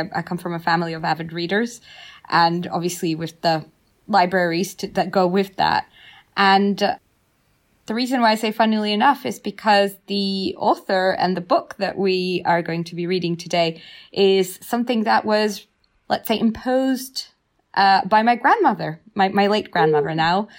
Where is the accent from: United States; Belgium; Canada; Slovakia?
Slovakia; also born or lived in Abkhazia; I am originally from Abkhazia, which is on the just between the Caucasus Mountains and the Black Sea. But I grew up in Slovakia